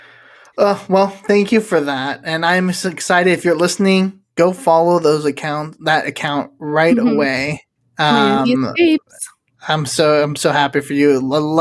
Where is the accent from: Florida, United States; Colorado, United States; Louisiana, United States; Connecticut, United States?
Florida, United States; Orlando; us growing up in Orlando